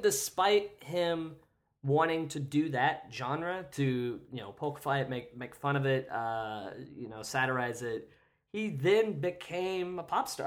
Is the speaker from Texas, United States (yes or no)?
no; Kansas, United States; I grew up in Kansas